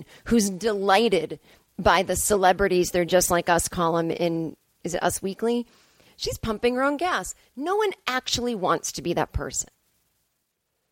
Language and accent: English; Massachusetts, United States; born or raised there; now in Los Angeles, United States